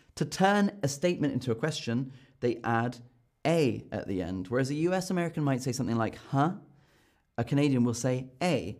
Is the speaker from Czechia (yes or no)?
no; United Kingdom; as a Brit